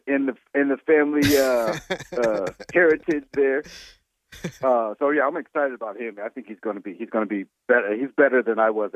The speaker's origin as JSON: {"language": "English", "region": "South Carolina", "country": "United States", "moved": "as an adult", "lives_now": "Omaha, United States", "said": "I'm not from Omaha, Nebraska. I'm actually from the South, from the Southeast and South Carolina."}